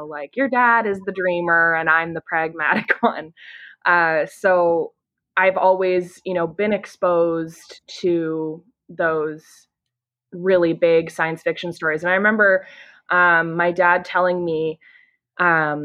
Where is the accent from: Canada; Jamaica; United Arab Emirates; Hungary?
Canada; I'm from Canada. I live in Ontario